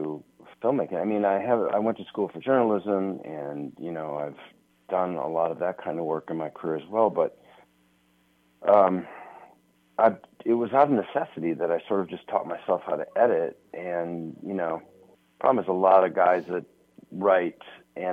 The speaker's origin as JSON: {"language": "English", "town": "Minneapolis", "region": "Minnesota", "country": "United States", "tie": "born or raised there", "said": "my hometown of Minneapolis"}